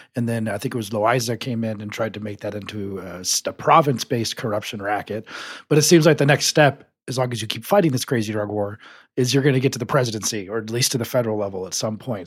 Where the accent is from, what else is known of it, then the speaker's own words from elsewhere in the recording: Colorado, United States; I'm from Colorado